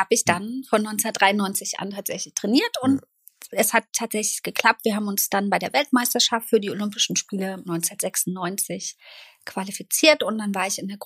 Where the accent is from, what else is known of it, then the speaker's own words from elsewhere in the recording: East Germany, Germany; ich bin in der DDR eben aufgewachsen mhm. und da war Leistungssport ja nochmal